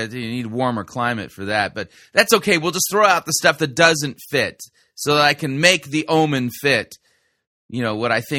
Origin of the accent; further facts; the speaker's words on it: California, United States; now in North Dakota, United States; I mean, I grew up in Southern California, and I live in North Dakota.